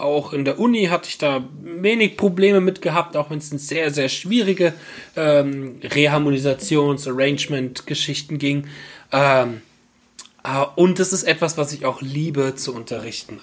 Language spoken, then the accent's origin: German; Bad Schwalbach, Hesse, Germany; aus Bad Schwalbach, der Ortschaft, wo ich herkomme, wo ich wieder wohne